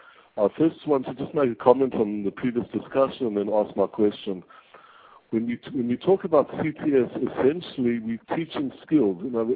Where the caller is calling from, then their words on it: Israel; I'm actually calling from Israel.